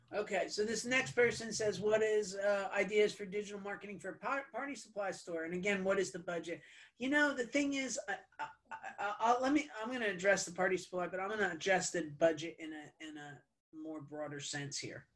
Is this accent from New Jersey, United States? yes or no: yes; New Jersey, United States; I'm Italian. I'm from New Jersey